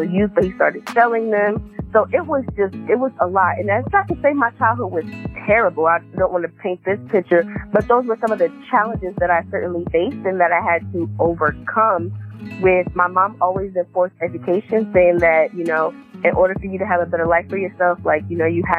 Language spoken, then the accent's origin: English; New Jersey, United States; moved away as an adult; I am originally from New Jersey